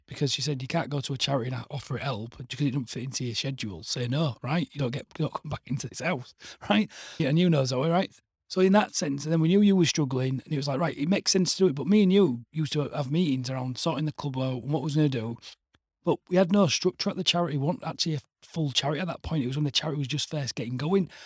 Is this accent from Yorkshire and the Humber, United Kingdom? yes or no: yes; Hull, Yorkshire and the Humber, United Kingdom; also born or lived in Leeds / Bradford; we'd moved back to Hull on Monday